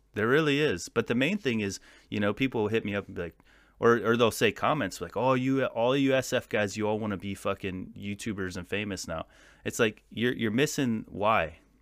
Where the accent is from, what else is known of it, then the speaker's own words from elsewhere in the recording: California, United States; I'm from Fieland, California. It's a, it's like a desert town